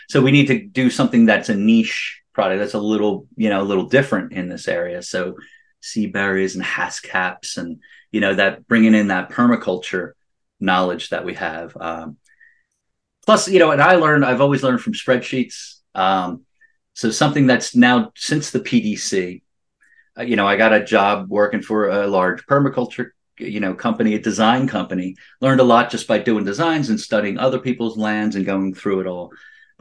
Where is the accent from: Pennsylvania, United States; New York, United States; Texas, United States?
Pennsylvania, United States; where we were in Pennsylvania